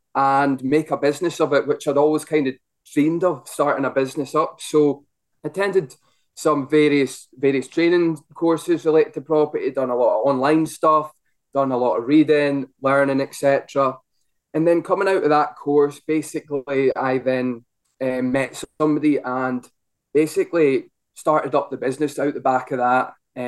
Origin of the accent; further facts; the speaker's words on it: Ellon, Scotland, United Kingdom; now in Glasgow, United Kingdom; I'm from Ellen, where Phil obviously his main office is.